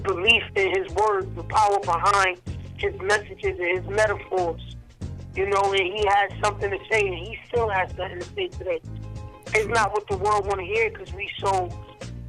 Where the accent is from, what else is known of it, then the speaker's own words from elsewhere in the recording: New York City, New York, United States; also born or lived in Connecticut; I'm from Brooklyn